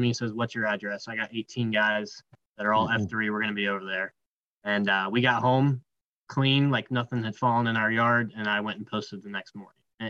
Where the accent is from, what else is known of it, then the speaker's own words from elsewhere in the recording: Ohio, United States; moved away as an adult; also born or lived in Georgia; We're originally from Ohio